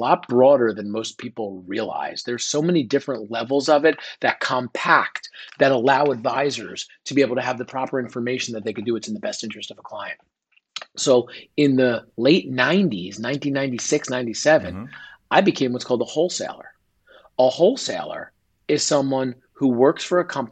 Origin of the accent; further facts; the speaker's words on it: northern New Jersey, United States; moved away as an adult; also born or lived in Delaware / Philadelphia; I grew up right outside in New York City in northern New Jersey.